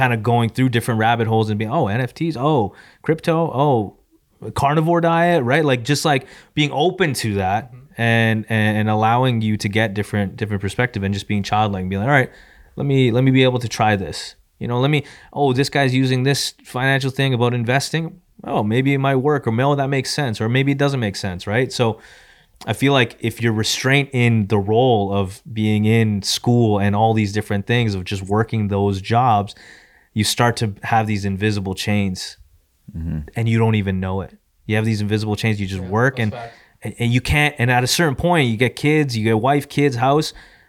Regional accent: San Diego, California, United States; I'm going to go back to my hometown of San Diego.

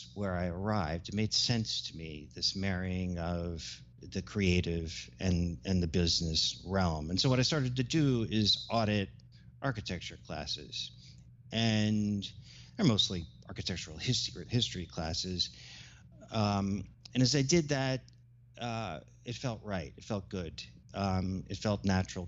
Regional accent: New Orleans, Louisiana, United States; moved away as an adult; also born or lived in Vermont / New Haven; now in New York City, United States; I grew up in New Orleans, and in retrospect, I can say that it was formative for me

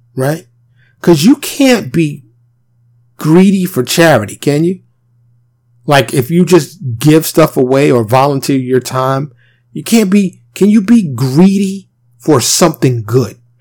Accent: New York City, New York, United States; now in Texas, United States; born and raised in New York City, I now reside in Texas.

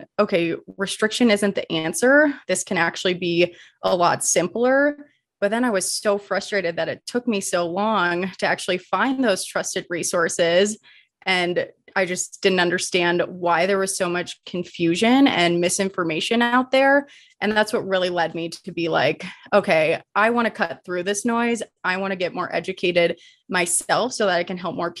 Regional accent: Midwest, United States; moved away as an adult; now in Colorado, United States; born and raised in the Midwest, and then made my way out to Colorado

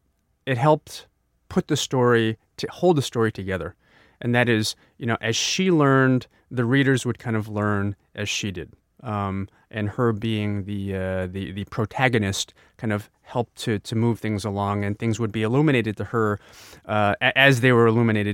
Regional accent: Jiangsu, China; they ask, what's your Zhuji, you know, where are you from? And I would say, Subei. And it would almost always go this way. They would say, oh, you know, near Huai'an, the city of Huai'an, that's the closest to where the village is.

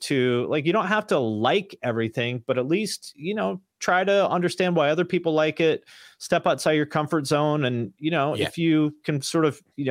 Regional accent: Washington, United States; born or raised there

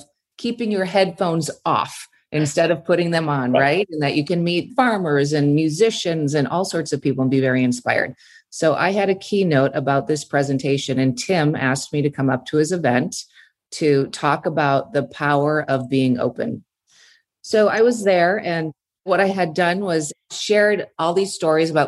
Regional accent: Minnesota, United States; moved away as an adult; now in California, United States; I grew up in Minnesota, pretty simple background.

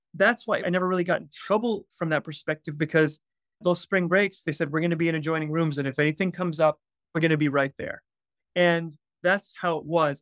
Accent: outside Atlanta, Georgia, United States; I grew up in Atlanta, Georgia, about, well, twenty, thirty minutes outside of Atlanta.

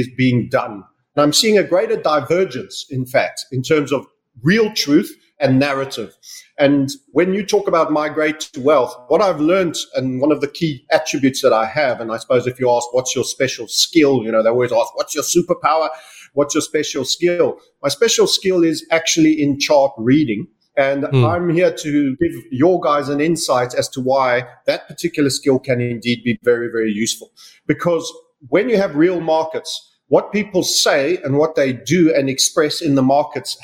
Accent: South Africa; also born or lived in United Kingdom; now in Panama; I was born in Southern Africa. I left South Africa

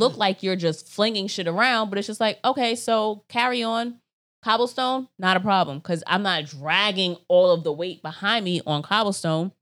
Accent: United States; I'm American

